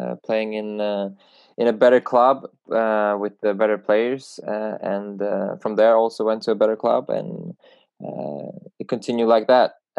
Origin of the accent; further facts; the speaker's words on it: Sweden; Growing up in Sweden